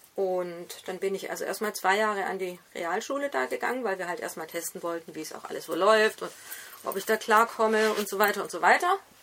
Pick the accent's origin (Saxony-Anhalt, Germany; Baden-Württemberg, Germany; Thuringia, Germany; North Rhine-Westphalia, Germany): Baden-Württemberg, Germany; Esslingen am Neckar; Ich bin nämlich in Esslingen am Neckar geboren